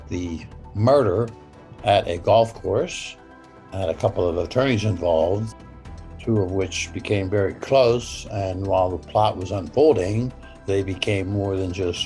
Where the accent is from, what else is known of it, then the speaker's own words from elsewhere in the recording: Pittsburgh, Pennsylvania, United States; I'm from Pittsburgh